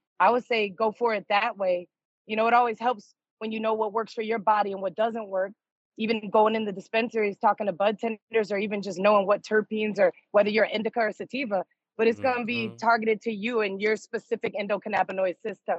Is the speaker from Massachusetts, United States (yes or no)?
yes; Springfield, Massachusetts, United States; also born or lived in New York; now in Las Vegas, United States; Well, I'm originally from the East Coast, but right now I'm on the West Coast. I'm in Vegas. I moved to Vegas from New York 11 years ago, and I'm originally from Springfield, Massachusetts, home of the Basketball Hall of Fame.